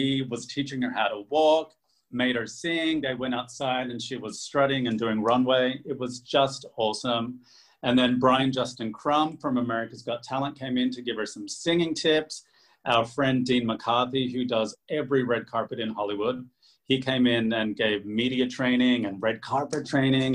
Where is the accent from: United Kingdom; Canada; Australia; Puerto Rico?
Australia; moved away; I grew up in Australia